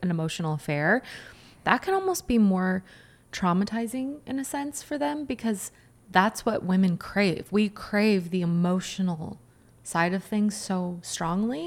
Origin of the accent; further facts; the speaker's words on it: Washington, United States; I grew up in Washington